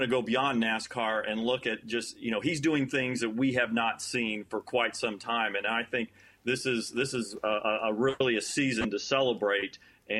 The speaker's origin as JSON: {"language": "English", "region": "Indiana", "country": "United States", "tie": "born or raised there", "said": "And I grew up in Indiana"}